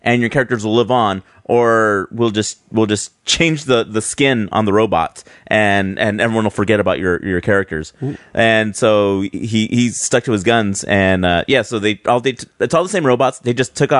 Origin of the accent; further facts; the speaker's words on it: Salinas, California, United States; I'm from Salinas